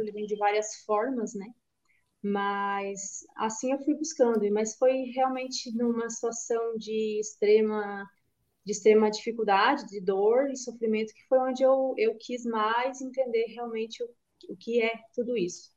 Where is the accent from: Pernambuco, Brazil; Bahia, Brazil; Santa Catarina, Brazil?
Santa Catarina, Brazil; Canoinhas; now in Criciúma, Brazil; apesar de atualmente eu estar morando em Criciúma, mas eu sou natural de Canoinhas, que é o norte do estado.